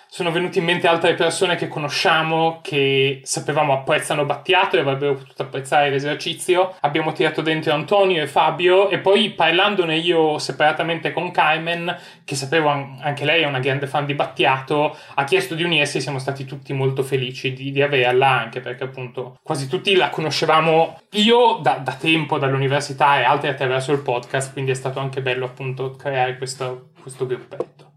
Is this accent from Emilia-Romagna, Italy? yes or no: yes; Piacenza, Emilia-Romagna, Italy; now in London, United Kingdom; sono originario di Piacenza ma vi parlo da Londra, vivo a Londra